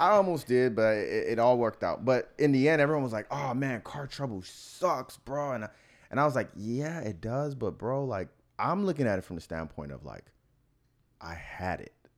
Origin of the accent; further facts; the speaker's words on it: Miami, Florida, United States; moved away; I'm from Miami